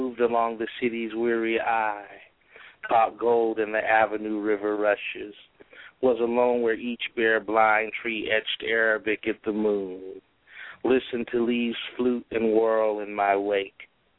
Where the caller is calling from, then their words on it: California, United States; I'm actually back in Southern California, but I was living in Fresno.